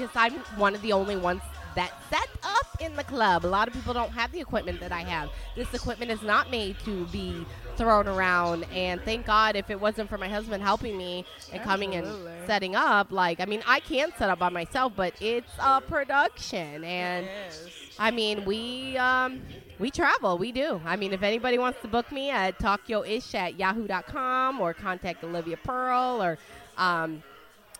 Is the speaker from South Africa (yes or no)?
no; Italy; I'm from Italy